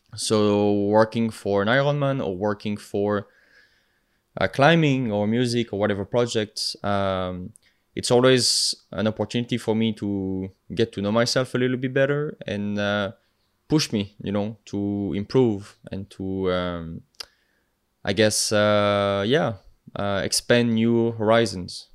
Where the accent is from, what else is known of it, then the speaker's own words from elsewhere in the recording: the Alps, France; accent: French; English is a second language; moved away; I'm from France, uh, if you couldn't tell with my accent. Uh, originally from the Alps, so from the mountain regions